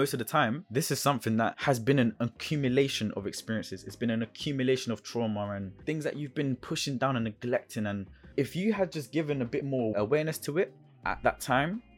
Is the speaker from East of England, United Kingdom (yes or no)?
no; London, United Kingdom; also born or lived in Brixton / Forest Hill / Feltham; I grew up in South London. I grew up in Brixton, Fort and Heath, and even West London. I grew up in Feltham as well